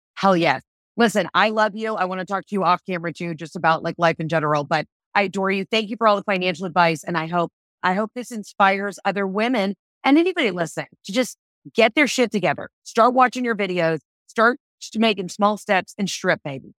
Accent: the South, United States; I'm from the South

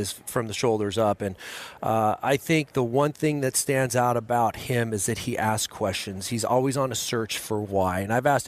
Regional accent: Los Angeles, California, United States; moved away as an adult; I'm so proud of the San Fernando Valley where I grew up. I grew up in Encino, went to a tiny prep school called Montclair Prep in Van Nuys, California

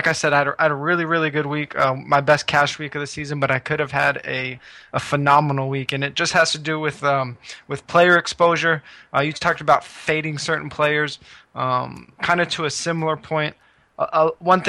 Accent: West Coast, United States; growing up on the West Coast

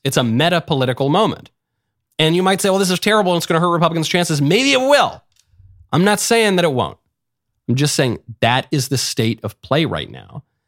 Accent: New York, United States; I grew up in New York.

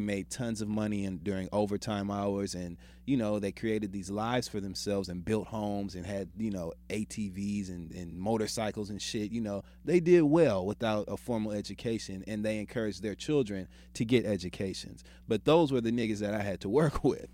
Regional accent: Midwest, United States; I'm from the Midwest.

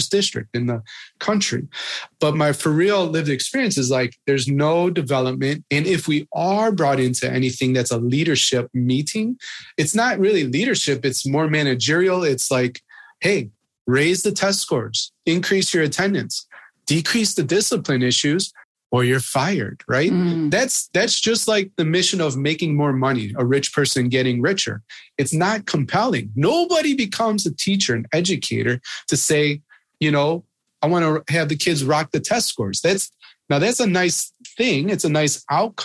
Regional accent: Midwest, United States; moved away as an adult; also born or lived in Marietta, Georgia; growing up in the Midwest

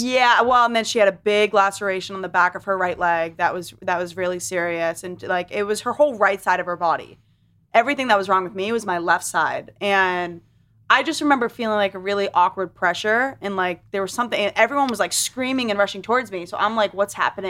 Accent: Londonderry, New Hampshire, United States; also born or lived in Manchester, New Hampshire; I was raised in Lundare, New Hampshire

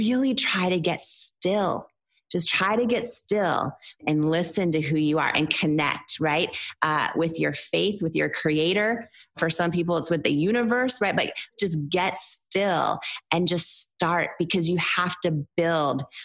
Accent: Seattle, Washington, United States; I was raised in the Seattle area

